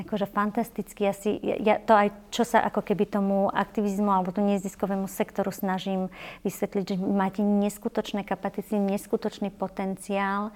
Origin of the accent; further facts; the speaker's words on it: Považie, Slovakia; moved away; ja som vyrastala fakt v malej dedinke na Považi